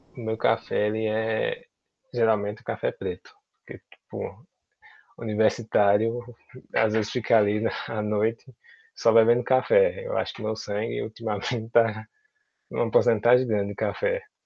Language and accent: Portuguese; Senhor do Bonfim, Bahia, Brazil; also born or lived in Juazeiro, Bahia; eu sou de Senhor do Bonfim, Senhor do Bonfim, na Bahia, que fica próximo a Juazeiro